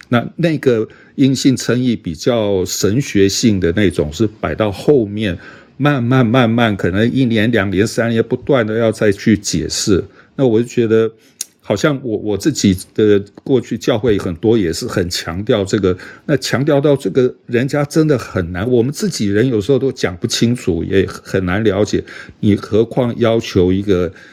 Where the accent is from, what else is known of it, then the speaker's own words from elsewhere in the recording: Taiwan; 我们一个， 啊， 在台湾长大受教育的人